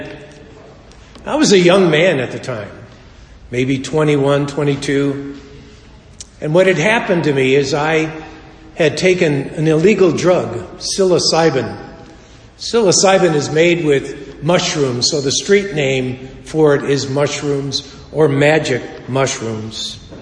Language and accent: English; Chicago, Illinois, United States; We were raised in Chicago.